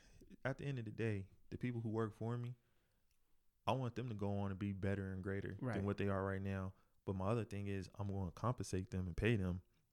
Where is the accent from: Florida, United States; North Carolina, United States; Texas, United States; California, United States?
North Carolina, United States; I'm from North Carolina too.